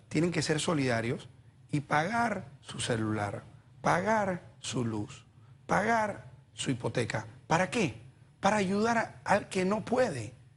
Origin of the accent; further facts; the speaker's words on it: Panama; somos responsables los panameños